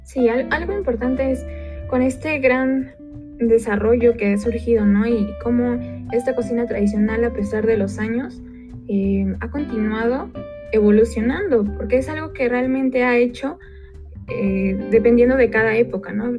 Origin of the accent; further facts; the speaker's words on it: Mexico; nosotros como mexicanos